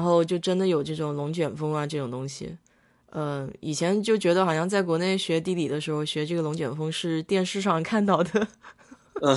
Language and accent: Chinese; China; now in United States; 我们中国人